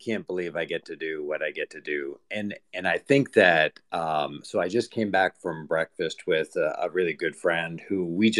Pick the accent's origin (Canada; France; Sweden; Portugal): Canada; Eastern Canada; moved away as an adult; now in Winston-Salem, United States; originally I am Canadian